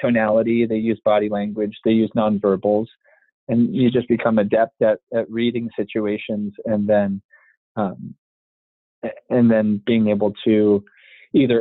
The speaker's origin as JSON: {"language": "English", "country": "United States", "tie": "born or raised there", "said": "you and I were born in the States"}